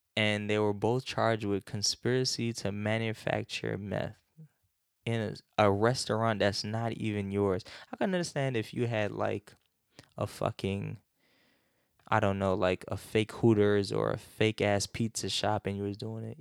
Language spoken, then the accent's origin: English; North Carolina, United States; growing up in North Carolina